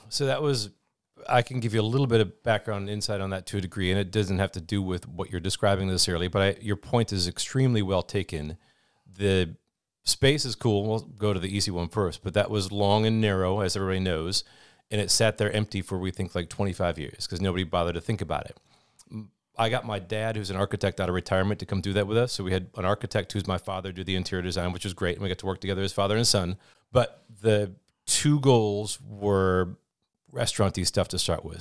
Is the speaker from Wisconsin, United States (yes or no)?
yes; Oshkosh, Wisconsin, United States; also born or lived in Eau Claire; born and raised in Oshkosh